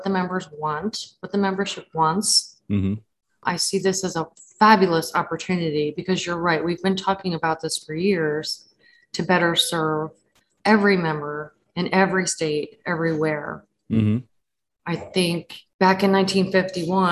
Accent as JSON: {"language": "English", "region": "Florida", "country": "United States", "said": "Florida, my home state"}